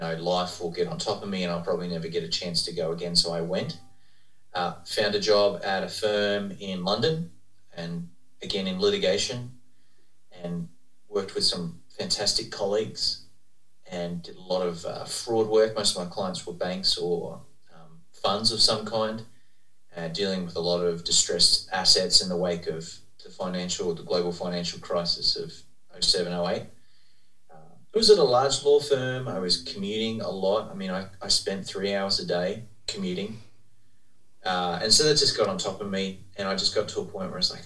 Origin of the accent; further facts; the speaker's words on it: Australia; moved away as an adult; also born or lived in United Kingdom / Texas, United States; now in Dallas, United States; I'm from Australia originally